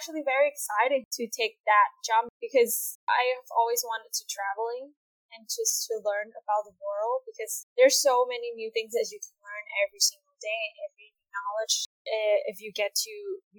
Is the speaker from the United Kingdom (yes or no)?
no; Vietnam; English is a second language; now in Saskatoon, Canada; I'm from Vietnam